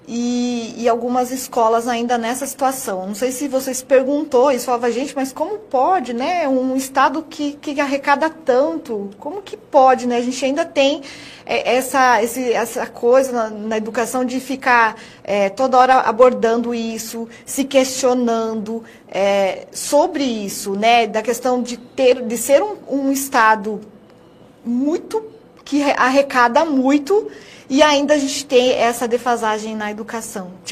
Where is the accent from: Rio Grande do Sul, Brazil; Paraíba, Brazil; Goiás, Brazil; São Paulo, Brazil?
São Paulo, Brazil; moved away as an adult; now in Sinop, Brazil; Sou paulista, ah. sou paulista.